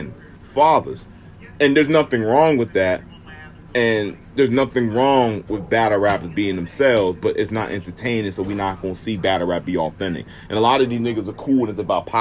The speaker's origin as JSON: {"language": "English", "region": "Maryland", "country": "United States", "tie": "born or raised there", "said": "And I'm from Maryland"}